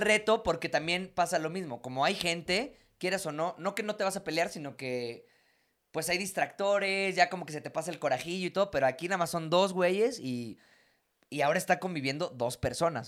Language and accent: Spanish; La Huasteca, Mexico; En mi familia que somos de la Huasteca